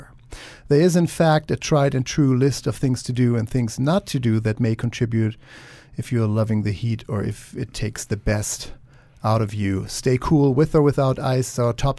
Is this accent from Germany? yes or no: yes; Germany; moved away; many summers in Germany where I grew up